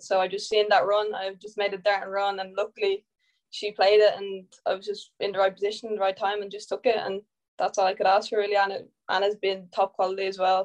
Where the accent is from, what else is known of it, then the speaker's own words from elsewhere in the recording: Ireland; I'm Irish